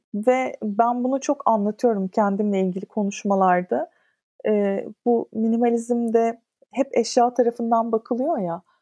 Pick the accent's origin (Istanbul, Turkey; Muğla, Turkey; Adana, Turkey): Istanbul, Turkey; İstanbul'da doğdum. İşte Ortaköy'de okudum. Etiler'de okudum. E, Şişli'de oturdum falan.